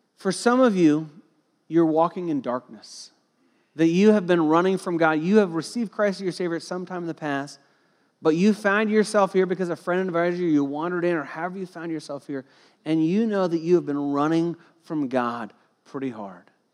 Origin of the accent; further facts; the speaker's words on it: Cincinnati, Ohio, United States; I grew up in Cincinnati, Ohio, and I went to Kings Island as a kid